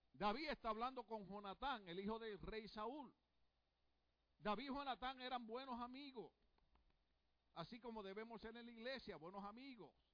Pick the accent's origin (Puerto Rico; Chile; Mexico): Puerto Rico; soy puertorriqueño